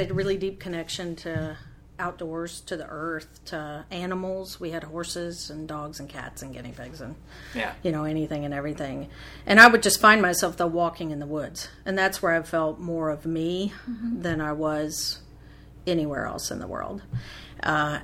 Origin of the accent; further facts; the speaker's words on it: Nashville, Tennessee, United States; I grew up in Nashville.